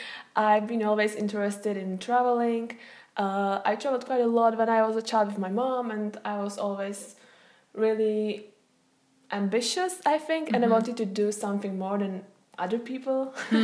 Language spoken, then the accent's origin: English; Czechia; also born or lived in Scotland; I'm from the Wind in My Hair podcast. And today we are going to talk about study abroad. Laura is from Germany, I'm from the Czech Republic